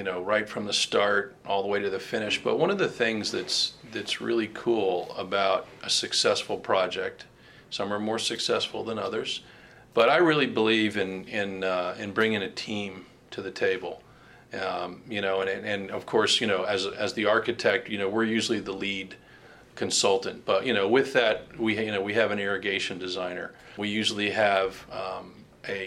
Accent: West Palm Beach, Florida, United States; I grew up in West Palm Beach

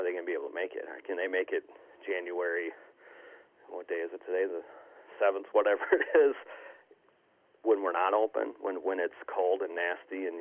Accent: Southwest Wisconsin, United States; also born or lived in Austin, Texas; now in Mullen, Nebraska, United States; I grew up in Southwest Wisconsin, rural

